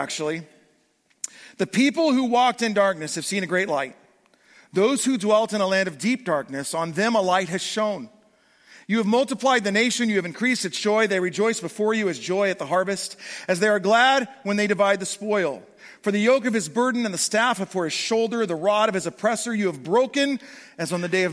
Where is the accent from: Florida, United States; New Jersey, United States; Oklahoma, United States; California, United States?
California, United States; moved away as an adult; I'm a California boy. If you don't know me, I'm from California, moved here 20 years ago